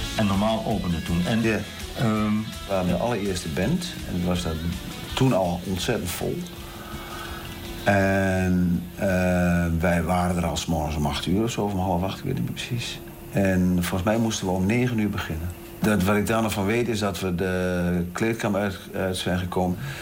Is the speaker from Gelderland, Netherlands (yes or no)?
yes; Lichtenvoorde, Gelderland, Netherlands; Mijn eh, ouderlijk huis stond in de Rapenburgse straat, nummer 16 in Lichtenvoorde